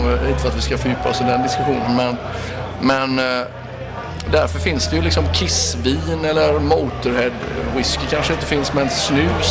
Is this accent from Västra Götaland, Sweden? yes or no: yes; Gothenburg, Västra Götaland, Sweden; jag är ju från Göteborg